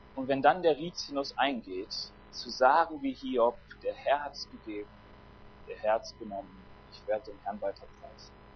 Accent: Germany; Ich bin Deutscher

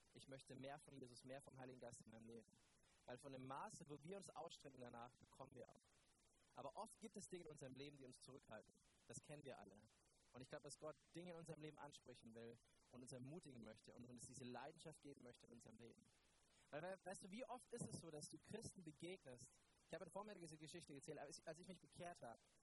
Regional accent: Neumarkt in der Oberpfalz, Bavaria, Germany; Ich komme ja aus Neumarkt. Ich bin dort Pastor der Ecclesia und Neumarkt ist ja noch im tieferen Bayern als Franken

